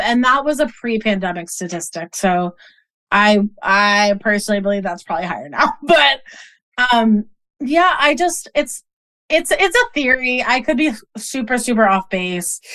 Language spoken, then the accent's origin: English; Boston, Massachusetts, United States; I grew up in Boston